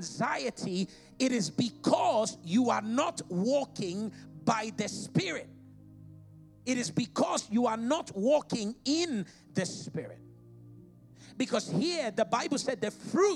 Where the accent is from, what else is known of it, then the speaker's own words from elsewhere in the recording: Ghana; now in United Kingdom; I'm from Ghana. Being a Ghanaian and the family I come from is my biological and geological identity